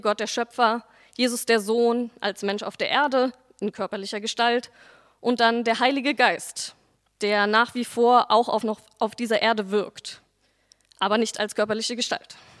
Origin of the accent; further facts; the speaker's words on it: Berlin, Germany; also born or lived in Neukölln, Berlin; Ich bin nach der Wende in Berlin-Dichtenberg aufgewachsen und zur Schule gegangen